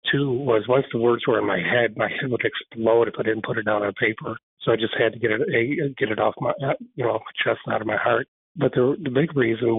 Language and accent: English; Frankenmuth, Michigan, United States; here in my hometown of Frankenmuth